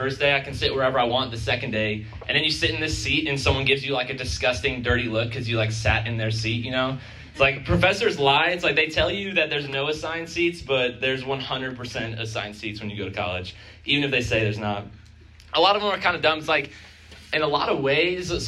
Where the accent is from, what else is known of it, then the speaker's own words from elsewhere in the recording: Chicago, Illinois, United States; moved away as an adult; now in Missouri, United States; I'm from Chicago